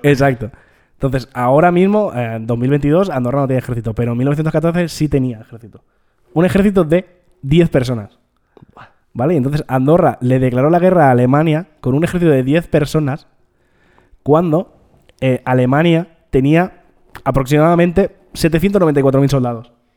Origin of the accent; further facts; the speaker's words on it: Terrassa, Catalonia, Spain; siendo de Tarrasa